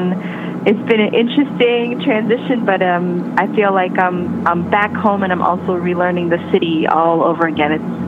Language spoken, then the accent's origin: English; Chicago, Illinois, United States; moved away as an adult; also born or lived in New York / Los Angeles; I was born and raised in Chicago, and I left in 96 to go to school, and that took me to the East Coast for about 8 years between school and then moving to New York